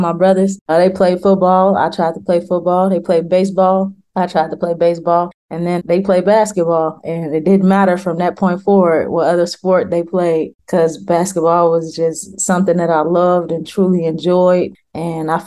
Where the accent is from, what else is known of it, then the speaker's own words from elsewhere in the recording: Chicago, Illinois, United States; I grew up in Chicago, Illinois, on the north side in a neighborhood called Uptown.